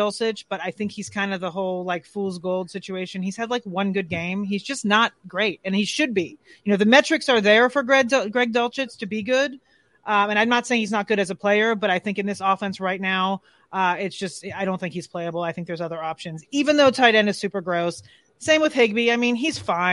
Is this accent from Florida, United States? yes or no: yes; South Florida, United States; moved away as an adult; now in Denver, United States; I grew up in South Florida, so I grew up a Dolphin fan. I've lived in Denver now for over 25 years